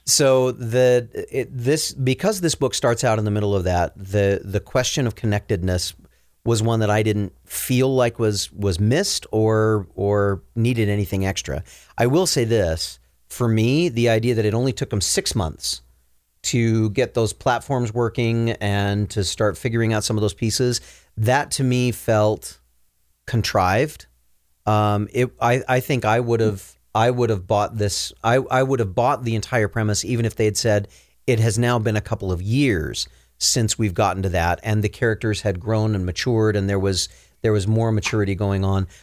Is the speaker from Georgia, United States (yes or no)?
no; Minnesota, United States; now in Utah, United States; growing up in Minnesota